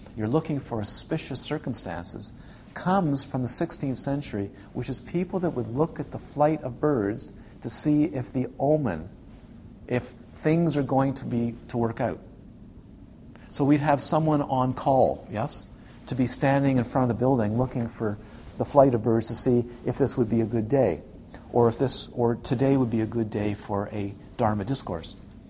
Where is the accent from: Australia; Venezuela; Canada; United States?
Canada; Ontario; You can tell I'm from the Ottawa. I spent time in the Ottawa Valley.